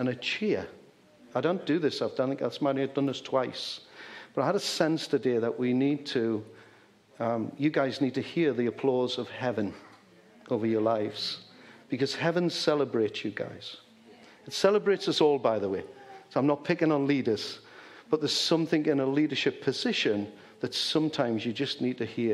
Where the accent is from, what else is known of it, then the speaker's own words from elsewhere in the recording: Geordie, North East England, United Kingdom; accent: Geordie; I taught him some Geordie